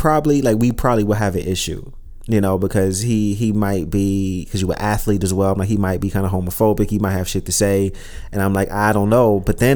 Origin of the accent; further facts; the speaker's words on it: New York City, New York, United States; moved away; also born or lived in Florence; especially before I moved to Florence, growing up in Brooklyn